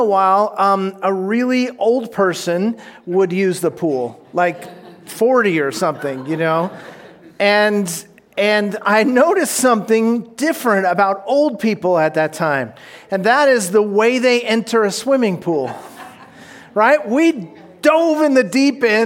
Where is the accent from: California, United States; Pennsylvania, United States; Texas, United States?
California, United States; Orange County; When I was a kid, I grew up down in Orange County